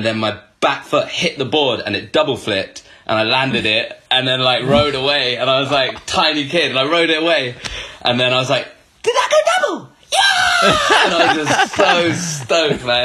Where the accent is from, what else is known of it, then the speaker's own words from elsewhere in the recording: Bristol, South West England, United Kingdom; I'm from Bristol, and I started skating when I was 12